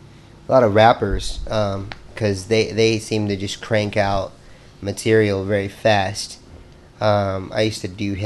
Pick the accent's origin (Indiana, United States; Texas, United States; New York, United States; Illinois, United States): Indiana, United States; I'm from Indiana